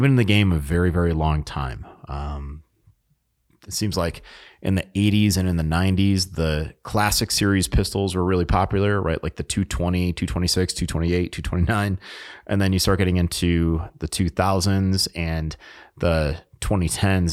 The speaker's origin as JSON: {"language": "English", "region": "New England", "country": "United States", "tie": "born or raised there", "moved": "yes", "said": "I was born in New England, and I spent a lot of time up in New Hampshire"}